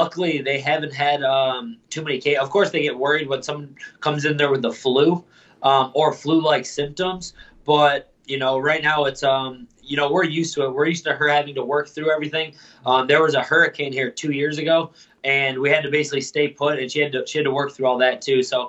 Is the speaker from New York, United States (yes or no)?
yes; Lewiston, New York, United States; also born or lived in Buffalo, New York; I grew up in Lewiston